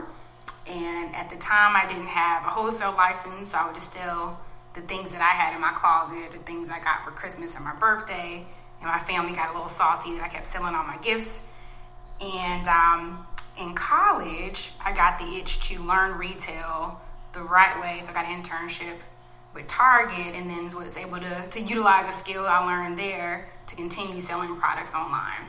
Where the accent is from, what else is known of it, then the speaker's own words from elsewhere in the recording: Creedmoor, North Carolina, United States; I grew up in Creedmoor, North Carolina, rural area